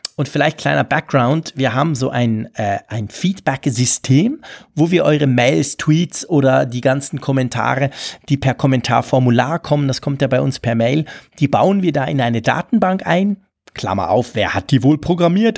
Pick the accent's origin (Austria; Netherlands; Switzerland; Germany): Switzerland; also born or lived in Bern; ich als Schweizer